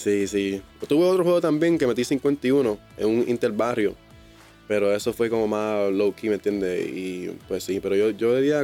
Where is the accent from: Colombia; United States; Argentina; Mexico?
United States; moved away as an adult; now in Puerto Rico; Yo soy, yo soy gringo